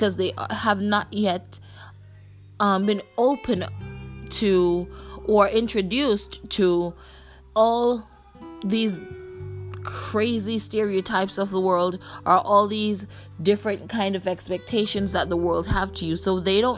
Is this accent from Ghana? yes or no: no; Jamaica; from where I'm from, and I'm Jamaican